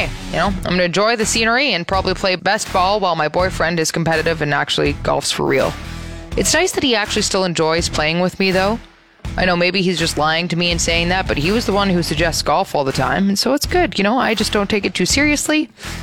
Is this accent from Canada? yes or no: yes; Toronto, Ontario, Canada; if you're from Toronto, like I am, you know that you don't say that second T.